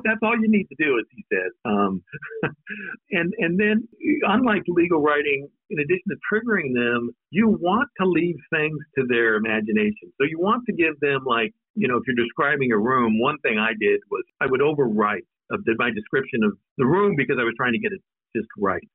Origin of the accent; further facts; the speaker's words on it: Nampa, Idaho, United States; moved away; also born or lived in Alaska; I was born in Alaska, but I grew up in Idaho, and, and I went to school um, in a place called Nampa, Idaho, which is west of, of Boise.